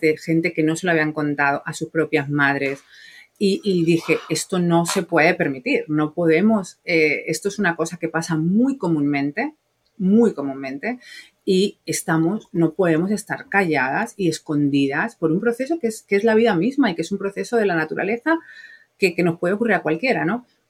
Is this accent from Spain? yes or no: yes; Spain; moved away as an adult; now in United States; yo soy española